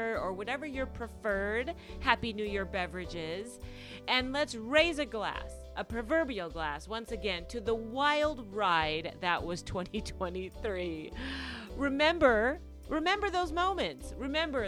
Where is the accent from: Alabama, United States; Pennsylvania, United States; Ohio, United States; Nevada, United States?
Nevada, United States; Las Vegas; I'm from Vegas